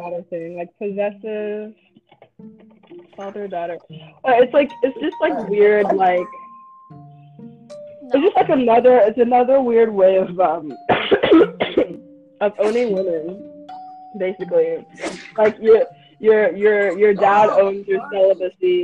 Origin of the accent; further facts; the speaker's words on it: the South, United States; also born or lived in Nigeria; growing up in the South